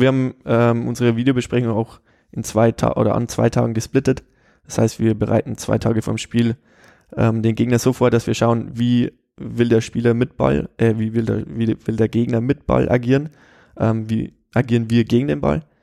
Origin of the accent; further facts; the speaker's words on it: Straubing, Bavaria, Germany; also born or lived in Regensburg / Cologne; ich bin hier in Regensburg geboren, äh, bin aber dann in Straubing, so 30, 40 Kilometer von hier aufgewachsen